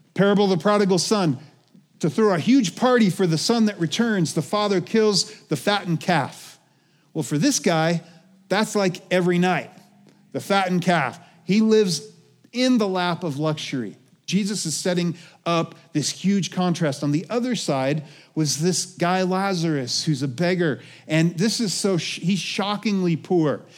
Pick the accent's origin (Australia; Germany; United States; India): United States